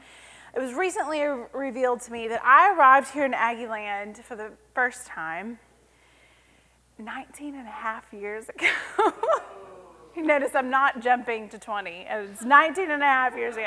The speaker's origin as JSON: {"language": "English", "town": "Cleburne", "region": "Texas", "country": "United States", "tie": "born or raised there", "said": "horticulture major from Cleburne, Texas"}